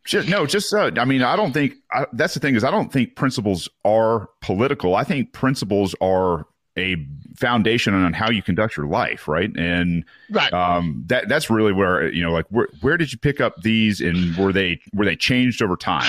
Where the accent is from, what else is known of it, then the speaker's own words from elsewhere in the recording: Mount Pleasant, Michigan, United States; moved away; I'm from Mount Pleasant